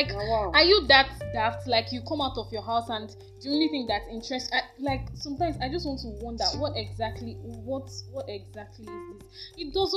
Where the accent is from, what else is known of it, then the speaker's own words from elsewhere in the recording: Nigeria; as a Nigerian